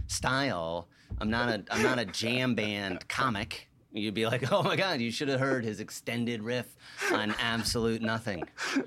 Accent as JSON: {"language": "English", "region": "New York", "country": "United States", "moved": "as an adult", "lives_now": "Atlanta, United States", "said": "So I came from New York, came to Atlanta, was an undergrad here in college"}